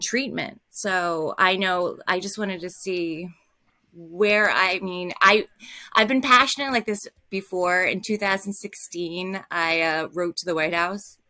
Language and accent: English; New Jersey, United States; I'm from New Jersey